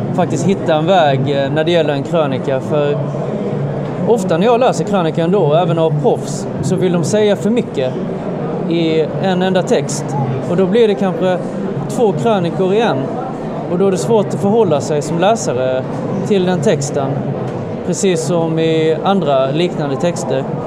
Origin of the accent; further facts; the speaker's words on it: Sölvesborg, Blekinge, Sweden; moved away as an adult; now in Malmö, Sweden; jag bodde alltså en bit in i mitt vuxna liv i min hemkommun Sölvesborg